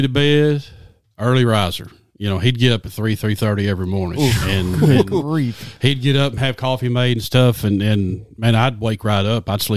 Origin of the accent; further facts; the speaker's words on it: Lone Oak, Arkansas, United States; Born and raised in Lone Oak, Arkansas